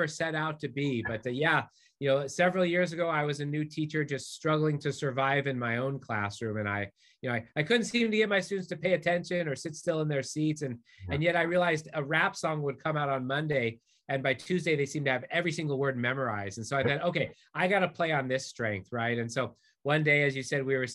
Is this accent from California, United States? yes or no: yes; Southern California, United States; I also grew up in Southern California